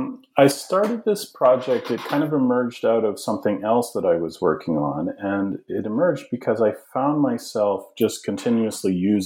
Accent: Alberta, Canada; now in United States; but I'm originally from Canada. I'm from a very small community in the central part of the province of Alberta in Western Canada.

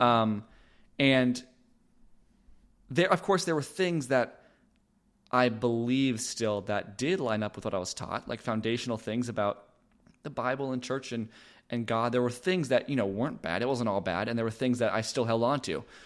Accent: Los Angeles, California, United States; moved away as an adult; now in Austin, United States; I am originally from Los Angeles, California. That's where I was born and raised

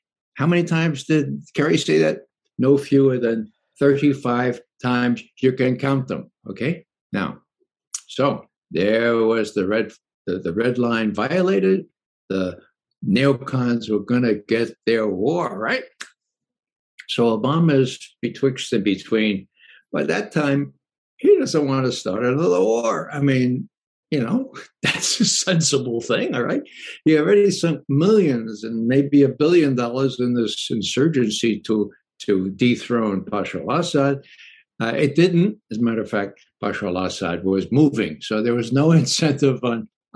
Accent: New York City, New York, United States; I come from the Bronx

